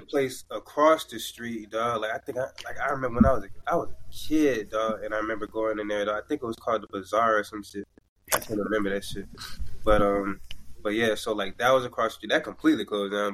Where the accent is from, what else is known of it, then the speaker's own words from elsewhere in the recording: Florida, United States; now in New York, United States; I'm from Florida